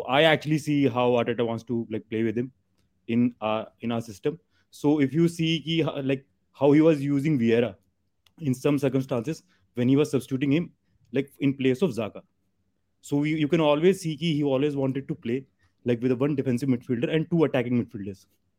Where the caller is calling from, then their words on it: Delhi, India; Actually, I'm joining you from India.